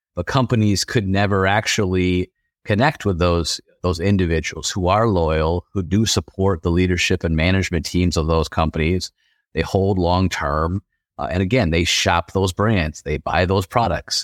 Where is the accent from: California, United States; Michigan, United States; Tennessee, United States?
Michigan, United States; West; also born or lived in Detroit; growing up in West Michigan, we went over to Detroit for games